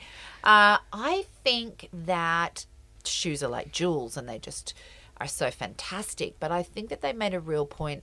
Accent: United States; moved away; I grew up in America

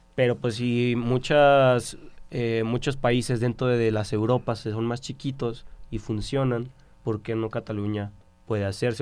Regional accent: Mexico; todos somos mexicanos

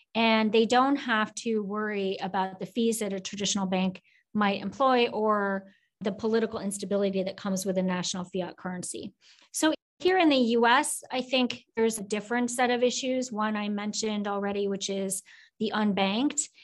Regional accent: Oak Grove, Minnesota, United States; moved away as an adult; also born or lived in South Korea; grew up in Minnesota in a very small town called Oak Grove outside of Minneapolis

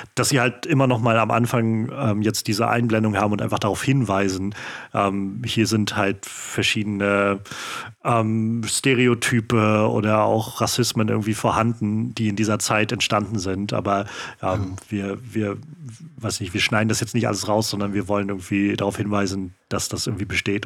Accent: Mecklenburg-Vorpommern, Germany; ich bin auch in Mecklenburg aufgewachsen

